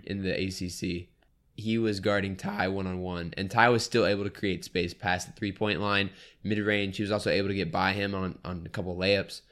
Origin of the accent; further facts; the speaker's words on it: New Orleans, Louisiana, United States; I'm a Saints fan, I'm from New Orleans, but I'm, my family's from New Orleans